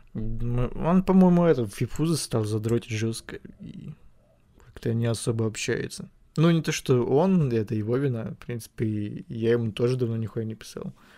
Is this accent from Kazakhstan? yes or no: no; Ukraine; я украинец